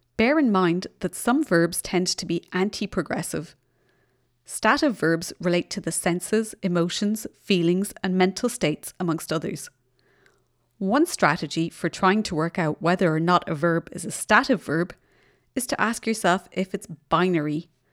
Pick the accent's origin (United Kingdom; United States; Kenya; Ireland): Ireland; now in Germany; I'm in Germany, but I come from Ireland